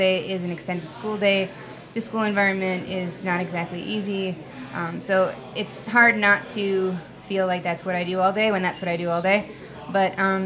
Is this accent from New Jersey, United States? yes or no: yes; Bergen County, northern New Jersey, United States; I grew up in northern New Jersey in Bergen County